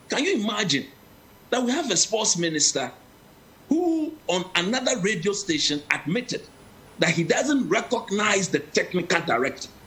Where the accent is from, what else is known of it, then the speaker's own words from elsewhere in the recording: Ghana; I'm a Ghanaian, I'm a local coach.